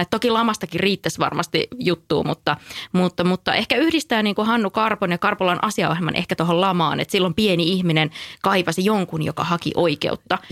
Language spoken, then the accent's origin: Finnish; North Karelia, Finland; mä itse kotosin siis Pohjois-Karjalasta